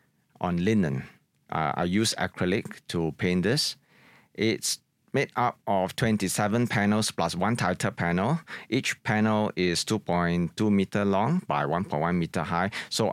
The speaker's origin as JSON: {"language": "English", "country": "Singapore", "tie": "born or raised there", "said": "my experiences when I was growing up in Singapore, in particular Chinatown, where I really grew up in the 1970s"}